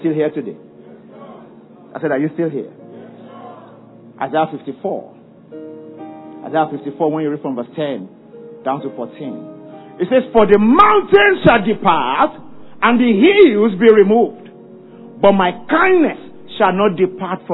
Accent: Ibadan, Oyo, Nigeria; I grew up in Ibadan

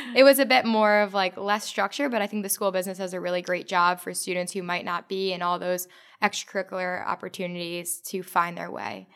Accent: New Jersey, United States; I'm from North Jersey

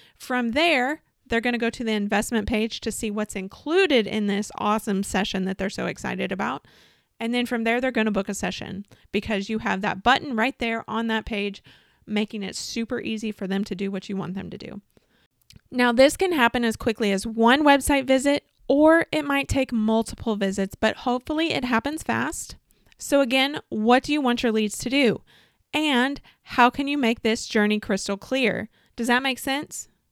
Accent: Southern Illinois, United States; in my hometown in Southern Illinois

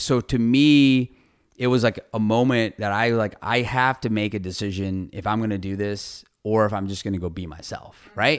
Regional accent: Ohio, United States; moved away as an adult; also born or lived in Fort Worth, Texas / Iowa; now in San Antonio, United States; I grew up in Ohio my whole life. So, I grew up in Ohio, went to Ohio State

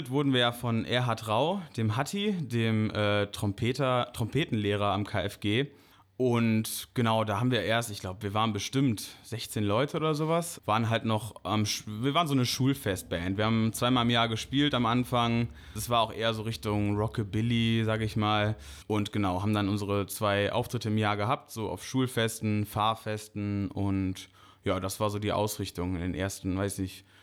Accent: Bonn, North Rhine-Westphalia, Germany; äh, inzwischen 25 Jahre alt, äh, gebürtiger Bonner und ja, Posaunist von …

